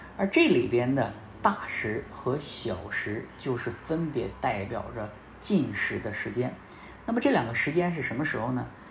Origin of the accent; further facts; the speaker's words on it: China; 我们中国人